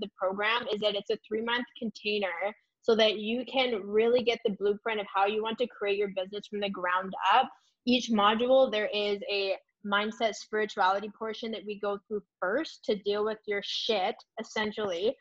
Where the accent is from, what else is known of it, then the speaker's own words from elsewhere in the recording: Canada; we are Canadian coaches